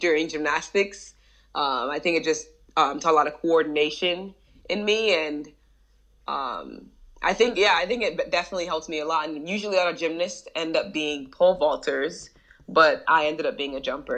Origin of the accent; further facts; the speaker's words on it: New Jersey, United States; I was raised in New Jersey.